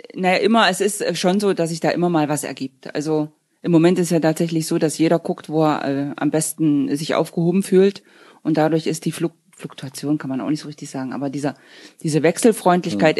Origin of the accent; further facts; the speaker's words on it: Wieskau, Saxony-Anhalt, Germany; also born or lived in Dessau; now in Gröbzig, Germany; Wiesgau ist ja mein Geburtsort zwar nicht, aber habe ich mein ganzes Leben gelebt